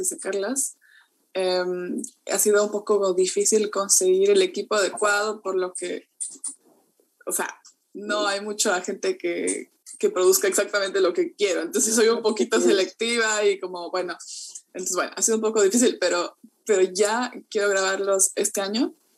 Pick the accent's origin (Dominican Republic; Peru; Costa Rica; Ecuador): Ecuador; now in New Zealand; en Ecuador como tenemos como 15 tipos de plátano diferentes